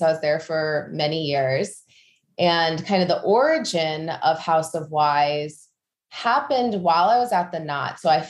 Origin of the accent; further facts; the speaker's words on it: Midwest, United States; moved away as an adult; now in New York, United States; So a little about me. I grew up in the Midwest on a farm. And so that is a big part of just who I am. But then after college, I got married at the ripe age of 19 and moved to New York